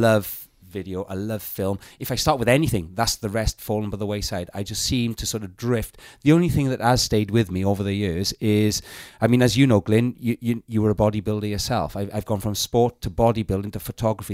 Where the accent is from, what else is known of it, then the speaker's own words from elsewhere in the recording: South Wales Valleys, United Kingdom; I come from the South Wales Valleys